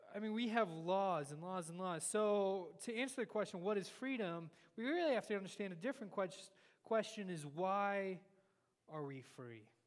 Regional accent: United States

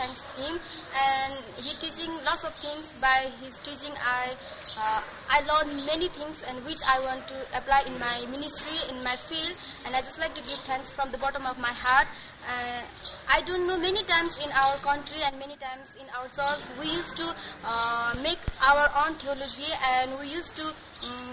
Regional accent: Nepal; I'm from Nepal, and I'm studying in Nepal Bible College

